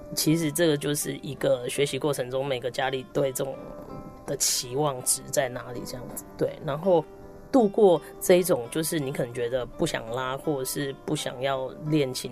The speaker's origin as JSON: {"language": "Chinese", "town": "Tainan", "country": "Taiwan", "tie": "born or raised there", "said": "在小学六年级的时候，在我的家乡台南"}